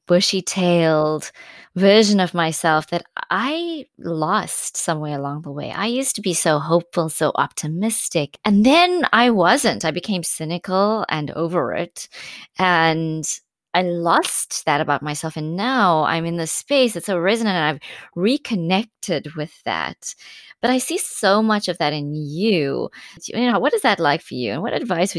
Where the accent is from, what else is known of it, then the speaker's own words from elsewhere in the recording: South Africa; as a South African who saw my world change in my lifetime, my country